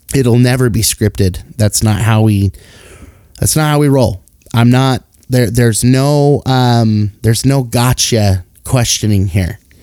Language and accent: English; Salt Lake City, Utah, United States; born and raised in Salt Lake City, Utah